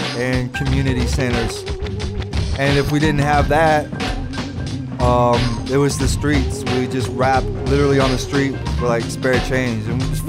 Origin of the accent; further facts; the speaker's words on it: Langford, British Columbia, Canada; also born or lived in California; I'm from Langford, British Columbia.